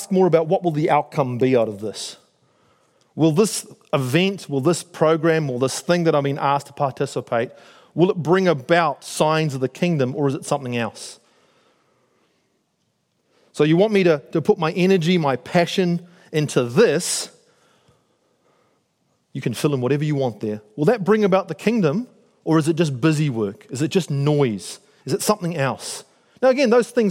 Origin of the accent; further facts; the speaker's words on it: Auckland, New Zealand; moved away as an adult; also born or lived in United States / North Shore, Auckland; I grew up in South Auckland, I live here on the shore, I've moved around with the military, I've lived in the States.